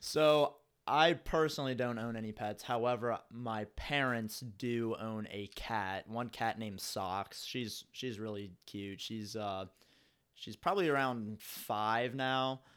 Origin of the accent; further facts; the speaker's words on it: Cincinnati, Ohio, United States; I'm from Cincinnati. I'm from the east side of Cincinnati